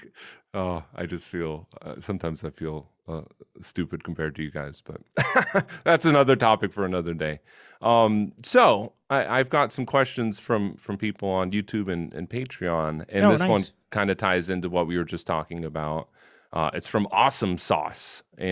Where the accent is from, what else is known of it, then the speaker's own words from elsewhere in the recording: United States; I'm an American.